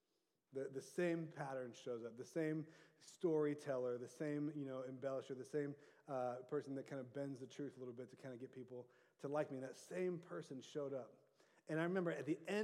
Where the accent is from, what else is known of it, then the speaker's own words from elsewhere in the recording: Orange County, California, United States; also born or lived in Santa Barbara, California; I was raised in Orange County